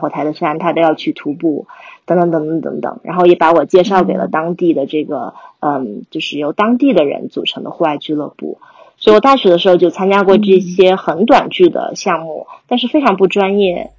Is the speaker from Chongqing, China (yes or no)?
yes; Mountain City, Chongqing, China; moved away as an adult; now in United States; 在山城长大